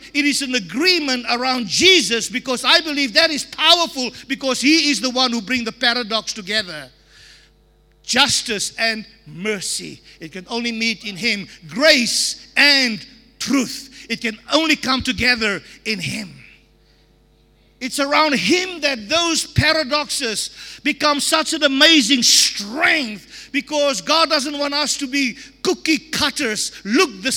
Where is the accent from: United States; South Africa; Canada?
South Africa; I can only talk about South Africa